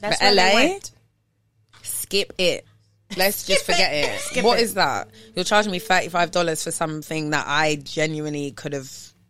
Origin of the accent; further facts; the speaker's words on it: Jamaica; I'm sorry to say it like that, but I'm a Jamaican